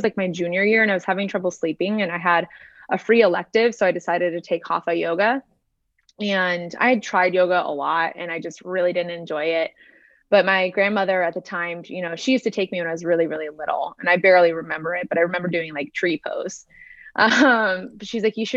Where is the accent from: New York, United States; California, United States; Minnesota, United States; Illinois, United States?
California, United States; Southern; now in Boston, United States; I'm from Southern California, very young swimming on a swim team.